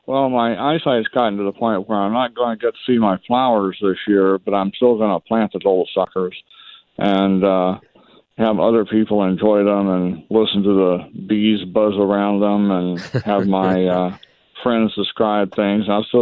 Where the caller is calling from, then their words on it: Atlanta, Georgia, United States; I'm calling from Atlanta.